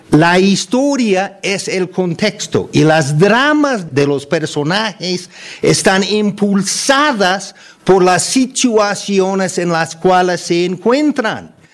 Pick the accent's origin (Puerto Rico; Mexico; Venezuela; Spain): Mexico; Podemos ser pobres, como la gran mayoría, o ricos, como muy pocos, pero todos somos mexicanos, ¿no?